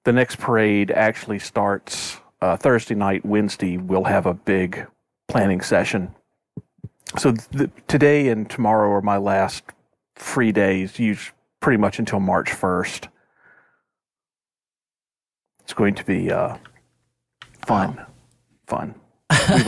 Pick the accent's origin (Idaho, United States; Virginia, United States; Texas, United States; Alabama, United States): Alabama, United States; Mobile; I'm born and raised in Mobile, and other than a few years when I was in college, I've lived here my whole life